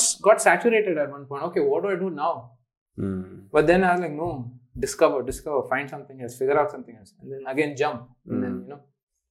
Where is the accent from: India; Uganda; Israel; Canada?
India; first language English; it's more or less like a mother tongue now for all of us over back in India